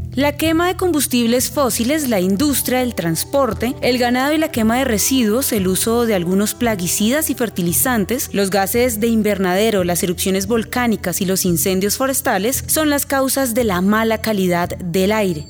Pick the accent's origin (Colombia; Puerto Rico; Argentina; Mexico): Colombia